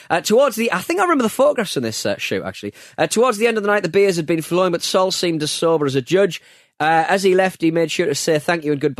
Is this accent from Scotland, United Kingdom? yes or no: yes; Glasgow, Scotland, United Kingdom; Growing up in Glasgow, I was about fourteen uh, when a school friend invited me along to the soccer circus for a day out.